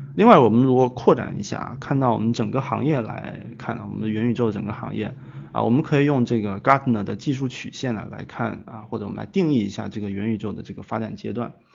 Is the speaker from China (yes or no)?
yes; China; 我们中国